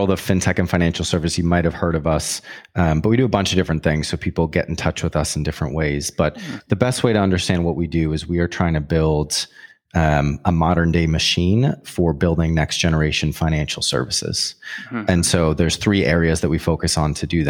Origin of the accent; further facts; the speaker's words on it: Boston, Massachusetts, United States; moved away as an adult; also born or lived in Montreal, Canada; now in London, United Kingdom; I'm American. I'm from Boston in the US